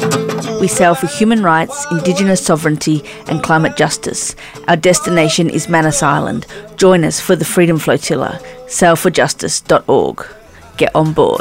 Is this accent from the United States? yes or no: no; Guyana; born or raised there; moved away